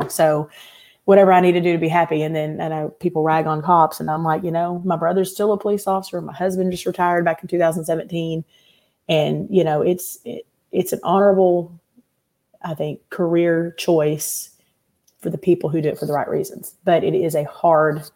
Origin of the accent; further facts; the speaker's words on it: Little Rock, Arkansas, United States; also born or lived in Seattle area / Benton, Arkansas; now in Arkansas, United States; I grew up in Little Rock